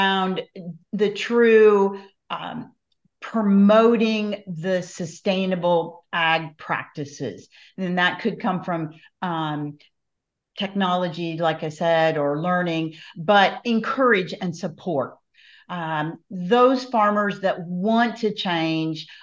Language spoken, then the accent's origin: English; Iowa, United States; When I was growing up in Iowa, so many years ago